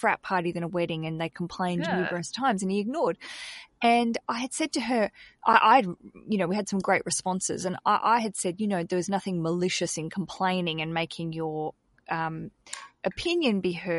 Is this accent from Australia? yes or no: yes; Australia; I'm an Aussie and we've got a bad reputation because in our country we don't really tip